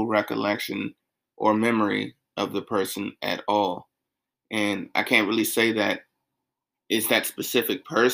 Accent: South Carolina, United States; moved away; as a kid growing up in South Carolina

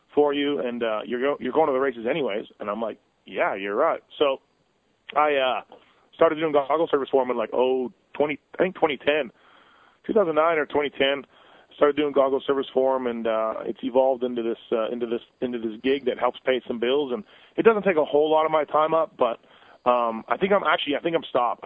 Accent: Canada; I'm from Canada, born and raised in Canada

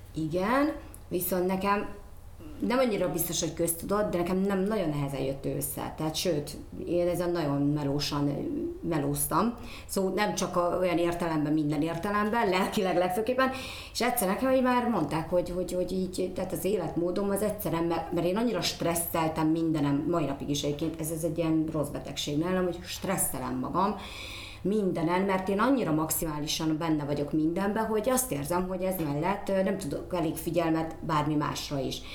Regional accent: Szolnok, Jász-Nagykun-Szolnok, Hungary; én érdemes voltam arra, hogy ott születtem

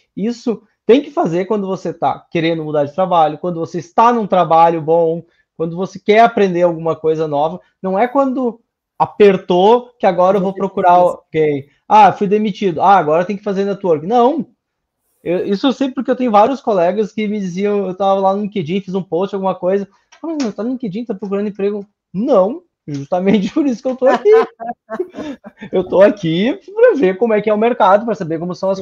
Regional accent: Sapucaia, Brazil; Eu sou de Sapucaia, que é uma cidade que está acostumada com esse tipo de palavreado

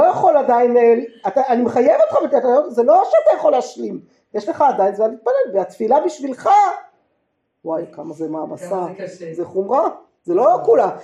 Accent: Jerusalem, Jerusalem District, Israel; גדלתי בעיר העתיקה

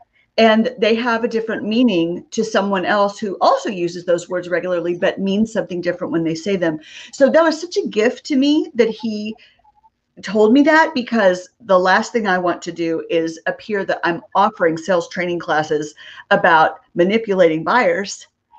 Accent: Texas, United States; born there; That's correct. I have lived in several different states, but I was born in Texas. And 4 years ago, my family moved back for a professional opportunity, actually, that my husband had.

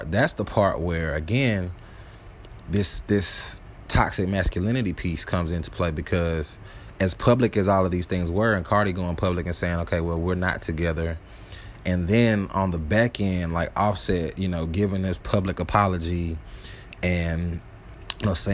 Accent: the South, United States; I'm from the South.

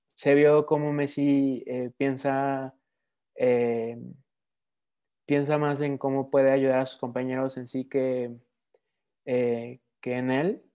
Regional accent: Mexico; también obviamente soy mexicano

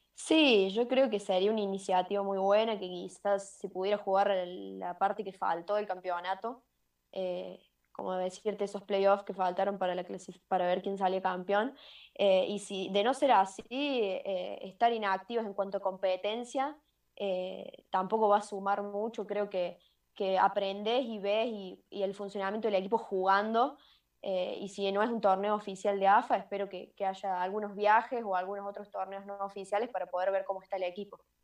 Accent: Río Tercero, Córdoba, Argentina; moved away as an adult; also born or lived in Buenos Aires; sigo en Córdoba, sigo en Río Tercero, en mi pueblo

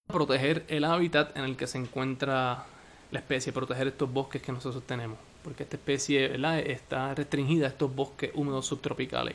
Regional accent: Puerto Rico; en Puerto Rico, en donde, en donde yo nací, en donde yo me crié

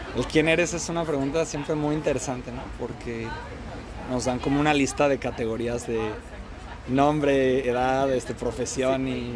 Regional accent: Guadalajara, Jalisco, Mexico; moved away as an adult; now in Melbourne, Australia; A los de Guadalajara nos dicen tapatíos y soy un tapatío orgullosísimo

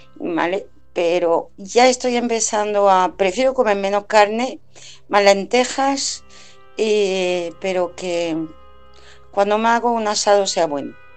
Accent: France; now in Spain; yo soy francesa y voy a Francia a menudo

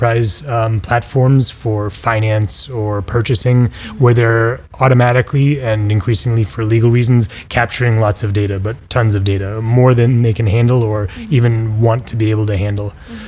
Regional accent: Boston, Massachusetts, United States; moved away as an adult; now in Barcelona, Spain; I'm from Boston in the United States, but I've been based out of Barcelona for 7 or 10 years now

